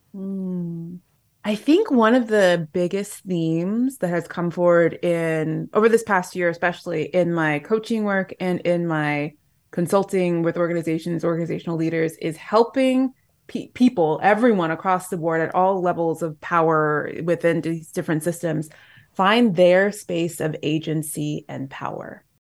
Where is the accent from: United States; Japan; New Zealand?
Japan; moved away; I'm going back home to my hometown in Japan